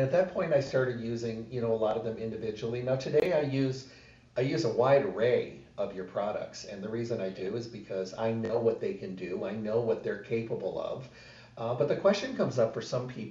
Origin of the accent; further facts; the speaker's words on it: Midwest, United States; now in Las Vegas, United States; I was raised in the Midwest